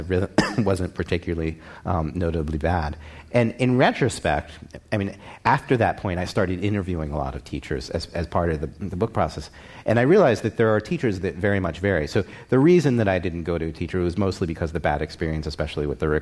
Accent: Baltimore, Maryland, United States; now in New York, United States; my hometown of Baltimore

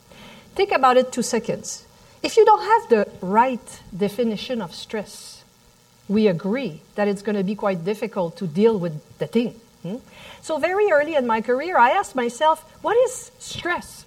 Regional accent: Montreal, Quebec, Canada; accent: French; English is a second language; the little French accent that you hear in the back, I'm from Montreal, Canada

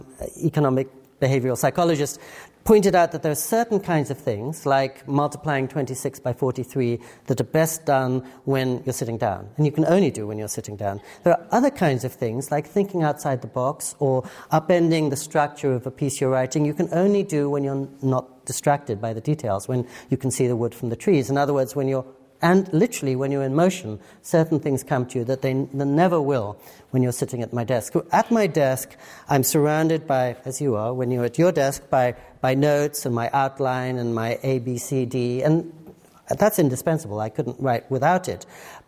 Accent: England, United Kingdom; Growing up in England, I never learned to type.

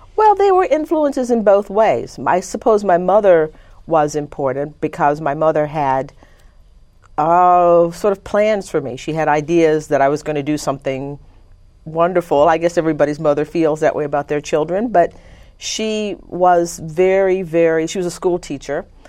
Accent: Conroe, Texas, United States; also born or lived in Livingston, Texas; I was born in Livingston, Texas, and when I was about six months old, my parents moved to Conroe, Texas

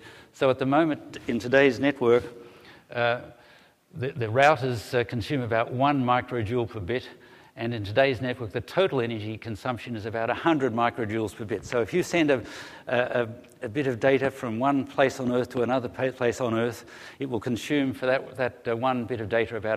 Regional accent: Australia; now in Melbourne, Australia; I come from Australia

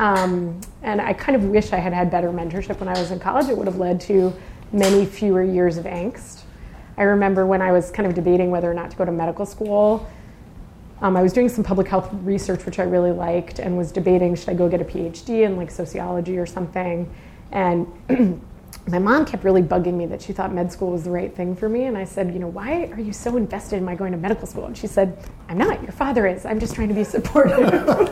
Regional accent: Boston, Massachusetts, United States; moved away as an adult; also born or lived in Nashua, New Hampshire; now in San Francisco, United States; we then moved to Massachusetts when I was nine, and I spent my whole growing up saying I was not from there. I was from New Hampshire, but then I spent about 30 years there, so I guess now I'm really from Boston.

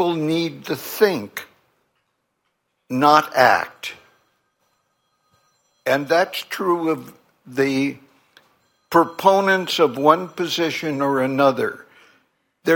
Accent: California, United States; I grew up in California with 6 million people, essentially white, Protestant, middle class

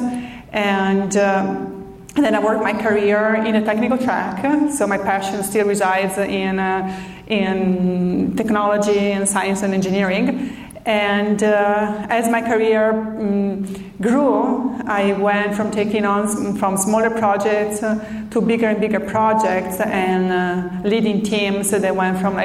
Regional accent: Italy; moved away as an adult; now in San Diego, United States; I'm from Italy originally.

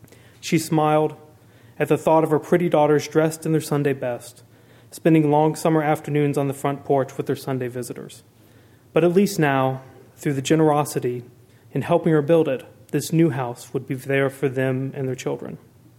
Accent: South Carolina, United States; moved away as an adult; now in Berkeley, United States; growing up in South Carolina

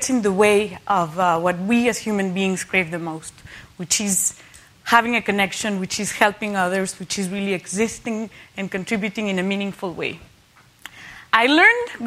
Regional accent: Mexico; growing up in Mexico in a Catholic country

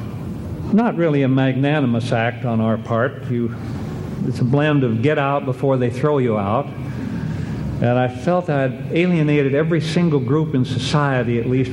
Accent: Cody, Wyoming, United States; I was raised in Cody, and we are home

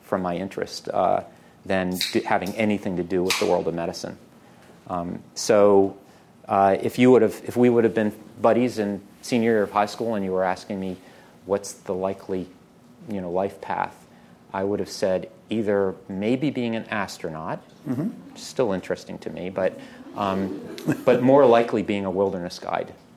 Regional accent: Baltimore, Maryland, United States; I was born in Baltimore

